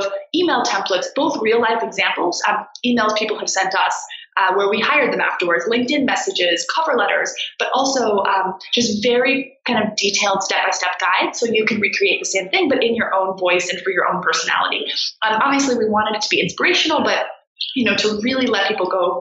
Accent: D.C., District of Columbia, United States; I grew up outside of Washington, D.C.

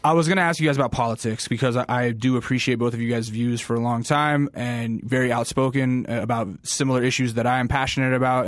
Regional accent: Alaska, United States; I'm from Alaska, and, like, you know, I actually went to a school that was pretty heavily influenced by rap music, 'cause it was a military base

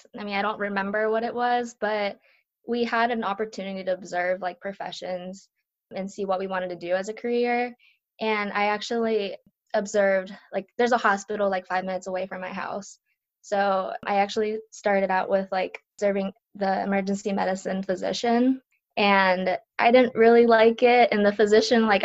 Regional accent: northwestern Pennsylvania, United States; first language Japanese; English is a second language; also born or lived in Japan; I moved here when I was 1 year old. My dad had a better opportunity for his job, so he came, and part of his company, like, was the adjunct, I guess, was in a small little town where I live now. In northwestern Pennsylvania. So I grew up going to school here

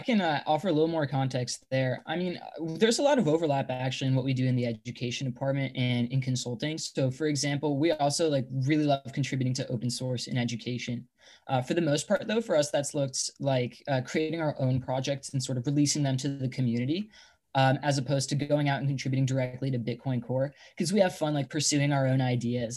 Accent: Long Island, New York, United States; moved away as an adult; now in Bay Area, United States; I'm originally from Long Island, New York. I had to come out over to the Bay, you know, for college.

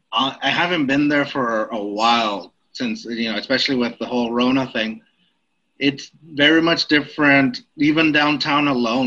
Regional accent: Austin, Texas, United States; also born or lived in a border town; I'm from a border town, but I did a lot of growing up in Austin because that's where my grandparents are from.

